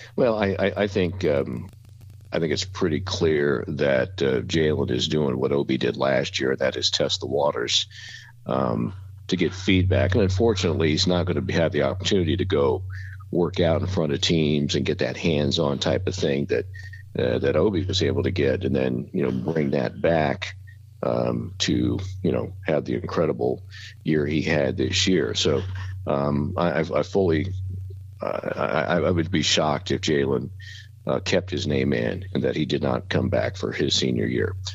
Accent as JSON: {"language": "English", "town": "Columbus", "region": "Ohio", "country": "United States", "tie": "born or raised there", "also_born_or_lived": "Bowling Green, Ohio / Newark, Ohio", "moved": "as an adult", "lives_now": "Dayton, United States", "said": "originally from Columbus, uh, went to Northland High School, graduated from there in 1975"}